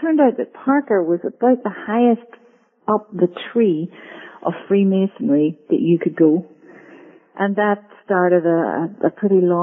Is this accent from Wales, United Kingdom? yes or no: no; Northern Ireland, United Kingdom; moved away; I am Irish from Northern Ireland, actually, which accounts for my accent